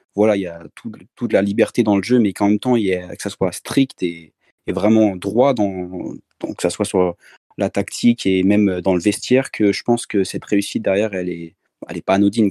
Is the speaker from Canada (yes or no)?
no; Rennes, Brittany, France; moved away; also born or lived in French Antilles; je suis, je suis de Rennes, donc euh, j'ai commencé à supporter le Stade Rennes, forcément. Puis après, j'ai déménagé aux Antilles